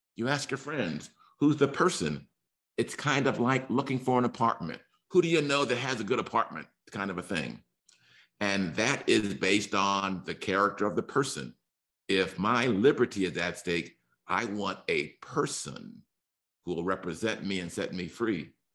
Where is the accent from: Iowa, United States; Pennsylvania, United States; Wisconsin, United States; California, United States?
California, United States; Los Angeles; I'm from Los Angeles, Hollywood